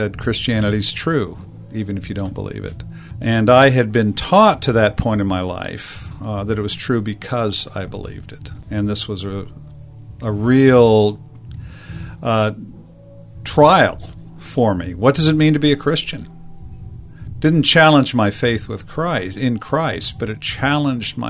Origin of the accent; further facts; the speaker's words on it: Los Angeles, California, United States; now in Arizona, United States; I grew up in Southern California in Los Angeles